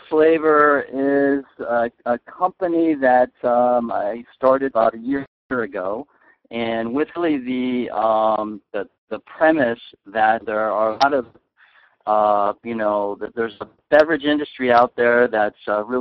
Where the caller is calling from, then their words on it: Arcadia, California, United States; I am actually in uh, Arcadia, California, just outside of uh, Pasadena.